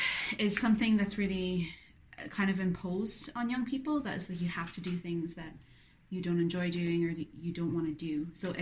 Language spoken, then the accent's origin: English; Ireland